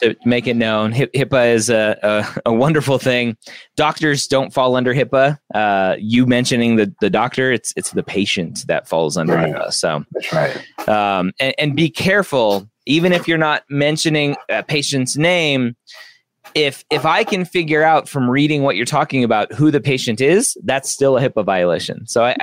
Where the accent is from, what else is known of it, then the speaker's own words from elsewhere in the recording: Southern California, United States; I grew up in Southern California